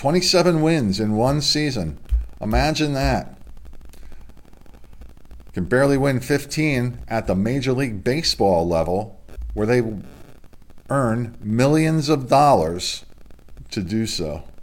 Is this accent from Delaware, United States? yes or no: yes; Delaware, United States; for parents of high school athletes here in my home state in Delaware.